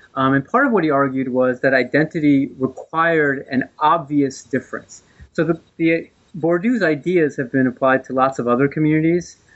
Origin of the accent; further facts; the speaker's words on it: New Jersey, United States; I'm from the East Coast. I was raised in New Jersey